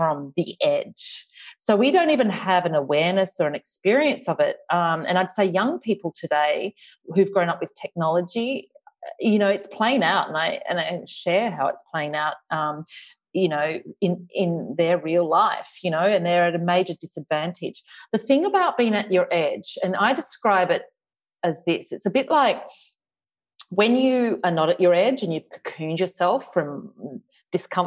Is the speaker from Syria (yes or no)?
no; Australia; accent: Australian; my Australian accent